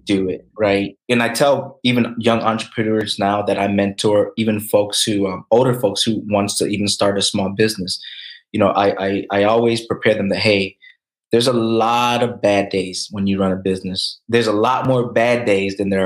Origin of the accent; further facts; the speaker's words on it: Lansing, Michigan, United States; Asian growing up in Lansing, Michigan